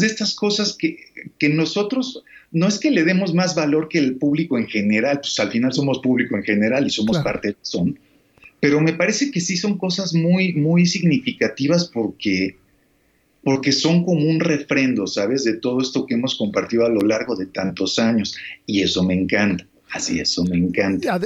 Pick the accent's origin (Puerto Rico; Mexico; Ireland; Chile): Mexico; soy mexicano y soy músico